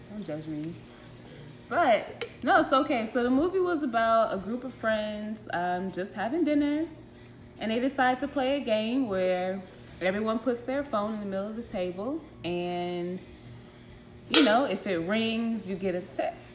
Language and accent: English; San Diego, California, United States; now in Bay Area, United States; But I'm from Cali, uh, San Diego. Um, at the moment, I do stay in the Bay Area though.